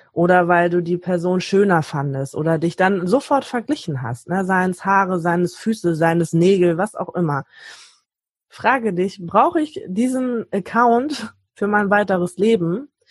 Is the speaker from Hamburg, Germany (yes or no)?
yes; Hamburg, Germany; ich komme aus Hamburg